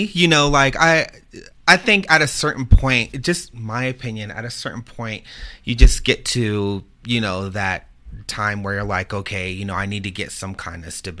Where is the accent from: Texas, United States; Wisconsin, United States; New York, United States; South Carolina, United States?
Texas, United States; San Antonio; also born or lived in Ohio; I'm from Texas. I'm from San Antonio. Mm-hmm. I kind of grew up there. I was raised between there, and as a child, I grew up in Ohio